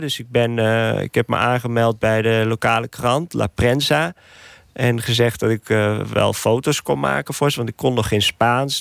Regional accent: Nijmegen, Gelderland, Netherlands; moved away as an adult; now in Nicaragua; Nijmegen, waar ik geboren ben

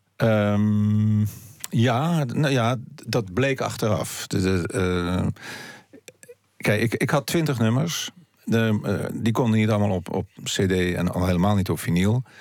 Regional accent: Haarlem, North Holland, Netherlands; also born or lived in Heemstede; zoals een oude buurt waar ik opgroeide en waar ik eh, in Haarlem, waar ik op mijn achtste wegging, omdat ik verhuisde naar Heemstede

